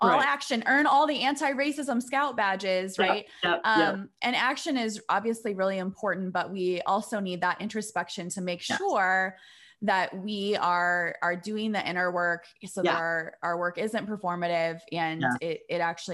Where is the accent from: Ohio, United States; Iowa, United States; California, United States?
Iowa, United States; now in Chicago, United States; I grew up in Iowa, in the suburbs, a white girl